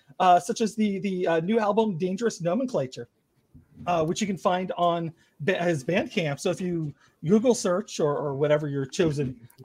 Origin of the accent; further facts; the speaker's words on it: Marietta, Georgia, United States; I grew up in Marietta.